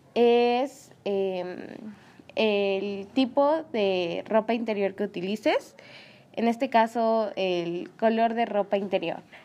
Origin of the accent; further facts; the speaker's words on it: San Andrés Cholula, Puebla, Mexico; mi pueblo